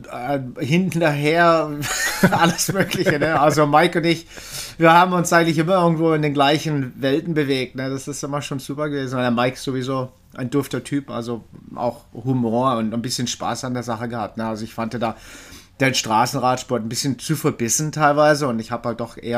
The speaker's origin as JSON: {"language": "German", "town": "Freiburg", "region": "Baden-Württemberg", "country": "Germany", "tie": "born or raised there", "said": "dann in Deutschland tausendmal umgezogen, weil mein Vater war Küchenchef. Äh, aber man kann mich doch als Freiburger irgendwie, ja, beschimpfen, sozusagen."}